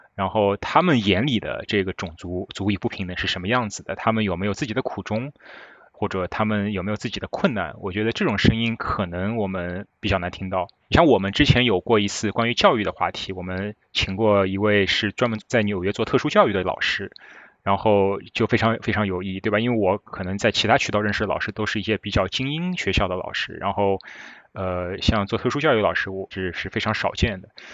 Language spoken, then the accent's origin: Chinese; Shanghai, China; moved away as an adult; also born or lived in Beijing, China / Michigan, United States; now in New York, United States; 我上海人嘛